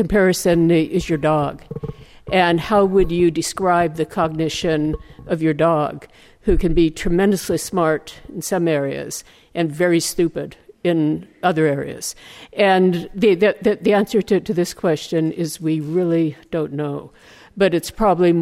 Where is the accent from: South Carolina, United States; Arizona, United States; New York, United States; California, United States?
California, United States; growing up in California here in the 1950s